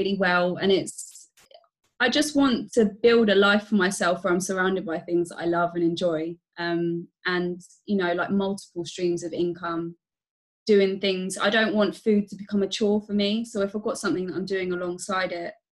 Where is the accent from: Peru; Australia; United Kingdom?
United Kingdom; Staines, South East England; now in Reading, United Kingdom; I'm not originally from here either, because I grew up in Staines.